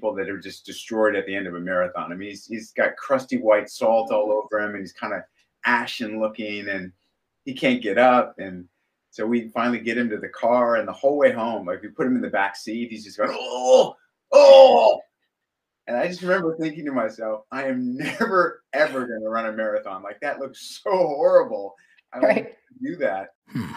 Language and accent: English; Southern California, United States; We grew up in Southern California